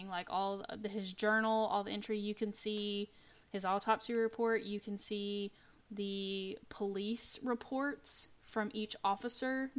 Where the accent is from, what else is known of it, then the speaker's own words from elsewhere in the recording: Texas, United States; We're from Texas, so we know about it